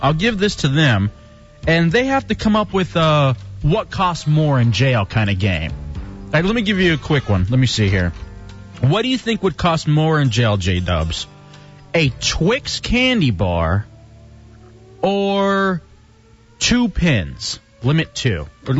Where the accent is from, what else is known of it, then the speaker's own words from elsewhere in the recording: Texas, United States; But the Texas thing is just perfect, because that's me. I'm a Texan. I'm a great Texan. I'm the greatest Texan, in fact.